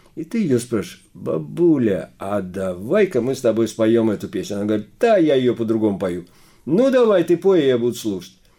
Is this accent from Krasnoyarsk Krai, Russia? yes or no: no; Saratov Oblast, Russia; accent: akanye